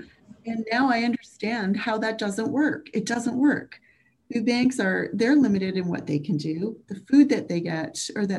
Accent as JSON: {"language": "English", "region": "Quebec", "country": "Canada", "tie": "born or raised there", "said": "I come from actually a really poor family. And I grew up in Quebec. We moved a lot, and that's poverty does that, right?"}